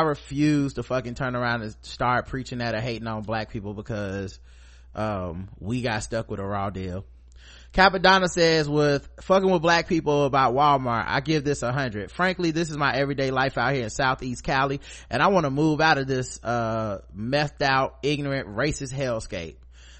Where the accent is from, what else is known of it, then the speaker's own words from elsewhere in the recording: Jamaica; not least because as Jamaican, I know the reggae category is going to go to either a white reggae act or whichever … Offspring had a project that year.